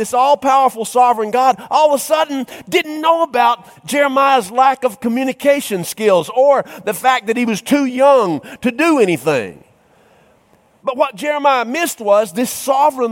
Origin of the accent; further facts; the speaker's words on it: North Georgia, United States; I grew up in North Georgia in some country Baptist churches